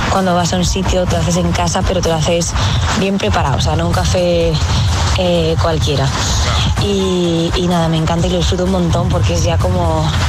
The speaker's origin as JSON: {"language": "Spanish", "town": "Madrid", "region": "Community of Madrid", "country": "Spain", "said": "de Madrid"}